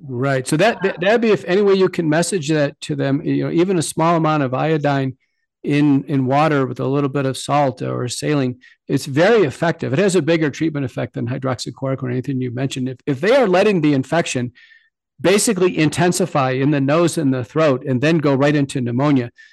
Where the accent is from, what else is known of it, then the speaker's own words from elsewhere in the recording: United States; as an American